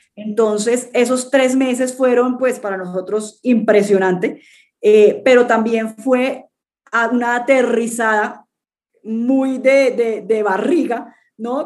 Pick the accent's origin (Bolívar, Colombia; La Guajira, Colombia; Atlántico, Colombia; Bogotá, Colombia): Bolívar, Colombia; Cartagena; also born or lived in London / United States / Peru; yo soy colombiana, nací en, en Cartagena, en Colombia. Eh, he vivido casi toda mi vida